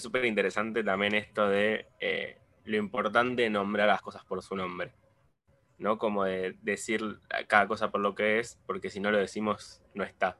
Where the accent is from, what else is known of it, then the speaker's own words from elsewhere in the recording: Argentina; nosotros siendo eh, latinoamericanos y precisamente argentinos